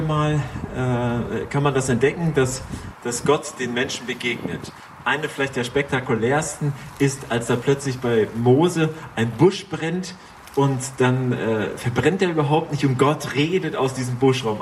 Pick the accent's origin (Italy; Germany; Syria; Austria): Germany; Schleswig-Holstein; wir sind als Schleswig-Holsteiner